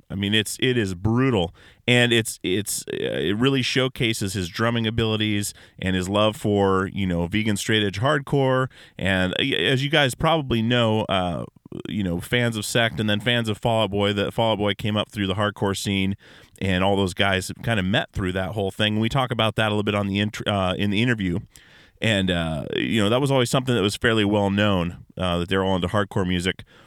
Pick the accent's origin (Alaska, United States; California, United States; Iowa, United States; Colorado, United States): Alaska, United States; growing up in Alaska